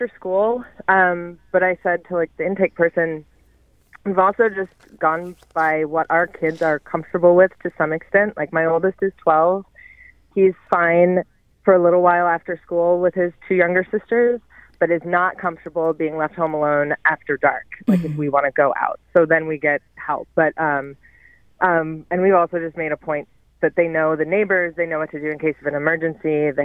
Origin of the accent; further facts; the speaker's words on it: outside of Philadelphia, Pennsylvania, United States; moved away; I grew up outside of Philadelphia